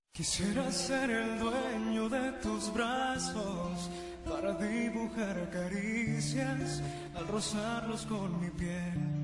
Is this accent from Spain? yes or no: no; Puebla, Mexico; soy cantautor poblano